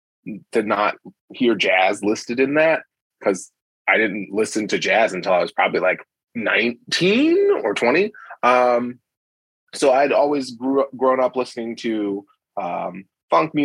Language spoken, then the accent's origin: English; Rochester, Pennsylvania, United States; now in Salisbury, United States; I live in Salisbury, Maryland now, but I'm originally from Rochester, Pennsylvania